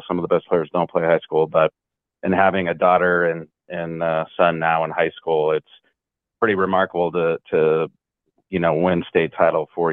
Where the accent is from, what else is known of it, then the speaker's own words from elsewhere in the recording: Portland, Oregon, United States; growing up in Portland.